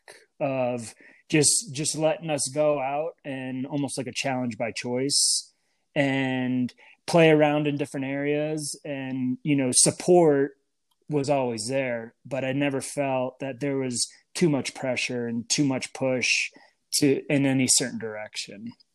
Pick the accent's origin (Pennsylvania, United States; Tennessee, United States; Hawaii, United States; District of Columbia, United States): Pennsylvania, United States; Mountain View Village; moved away; growing up in Mountain View Village, which was our neighborhood. And it's the more I think about it, it's such a unique area, I believe, in Pennsylvania